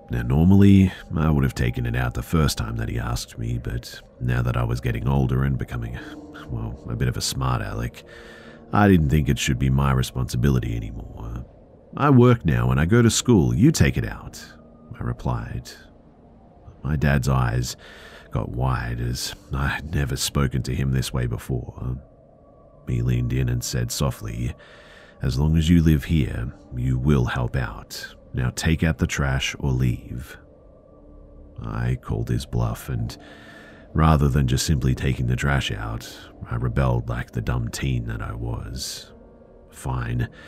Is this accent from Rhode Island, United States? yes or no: yes; Providence, Rhode Island, United States; just a bit of quick backstory. I grew up in Providence, RI, and everyone who's lived